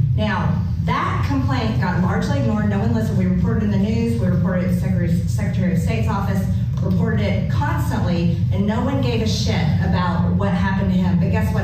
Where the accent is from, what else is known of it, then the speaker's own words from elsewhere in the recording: Georgia, United States; I'm born and raised in Georgia, lived there all my life